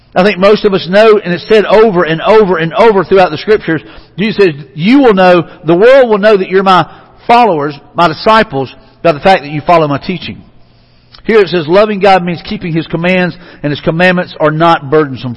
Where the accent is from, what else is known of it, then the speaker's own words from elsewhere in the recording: Mobile, Alabama, United States; I grew up in Mobile home of Mardi Gras